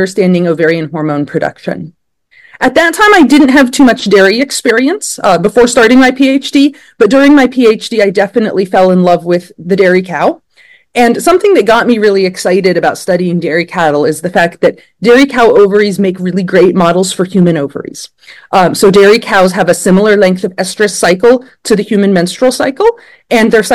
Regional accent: Blacksburg, Virginia, United States; moved away as an adult; now in Pennsylvania, United States; I grew up in Blacksburg, Virginia, and I was in 4-H as a kid

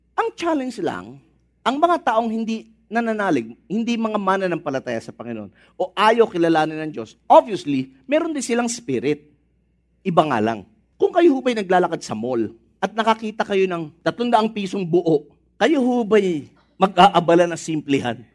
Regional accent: Philippines; nating mga Pinoy

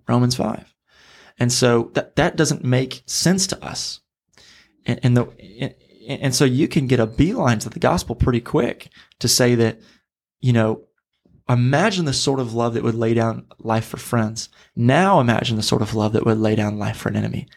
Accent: Missouri, United States; now in Florida, United States; I'm from Missouri. I've had to get used to alligators here in, uh, Florida

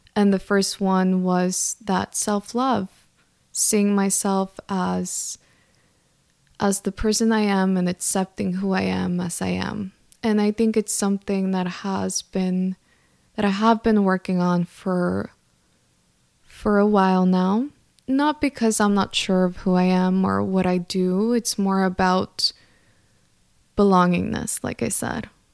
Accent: El Centro, California, United States; I grew up in California. I am Mexican, so I grew up in this small town called El Centro, California, that no one knows about

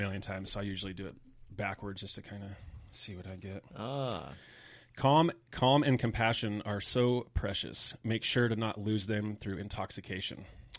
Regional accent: Cottonwood, California, United States; Cottonwood's like 30 minutes south of it. Real small little podunk kind of country town.

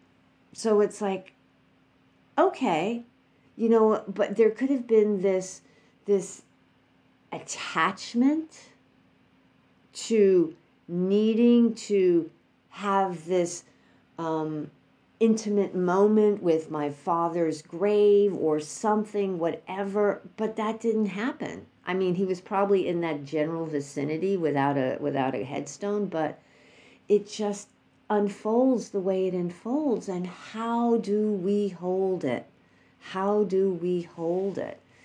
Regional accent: New York, United States; moved away; we went back to New York, which is my hometown

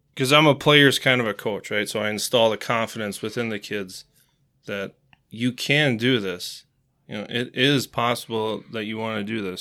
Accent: Marshfield, Wisconsin, United States; also born or lived in Eau Claire, Wisconsin; I was born in Eau Claire, uh, moved to Marshfield when I was about four years old

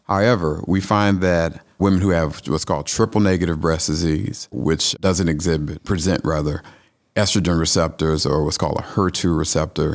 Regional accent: Atlanta, Georgia, United States; also born or lived in Louisiana; now in Tifton, United States; I'm a Georgia boy. I'm from Atlanta

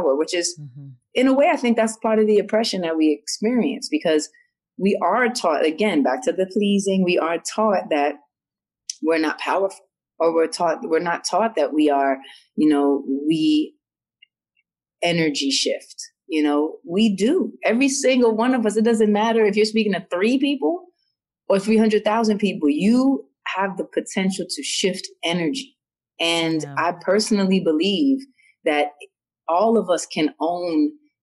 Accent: New York, United States; I grew up in New York and because I'm mixed

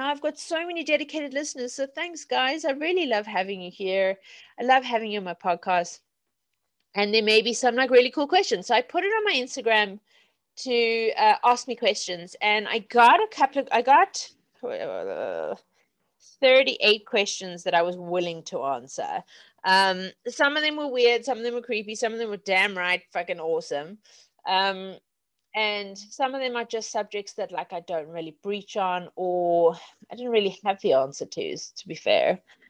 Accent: Zimbabwe; also born or lived in South Africa; now in England; And of course, I grew up in Zimbabwe and South Africa.

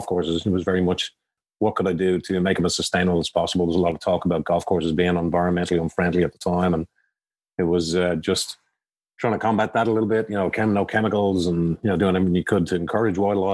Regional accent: Dublin, Leinster, Ireland; moved away as an adult; now in United States; I grew up in Dublin, Ireland

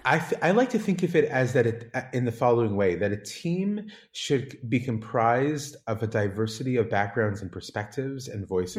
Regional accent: San Diego, California, United States; moved away as an adult; now in Israel; growing up in Southern California, in San Diego

